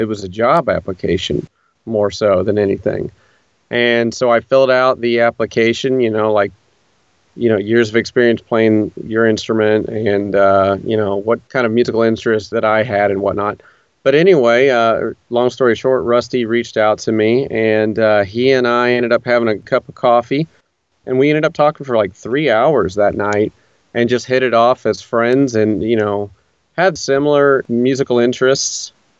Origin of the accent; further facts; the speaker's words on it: Indiana, United States; moved away as an adult; now in Nashville, United States; I grew up in Indiana